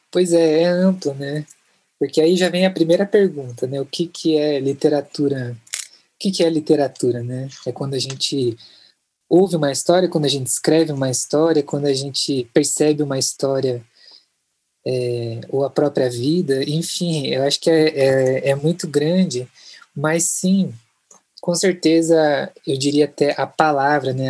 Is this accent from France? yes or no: no; Curitiba, Paraná, Brazil; Eu sou de Curitiba, Roraima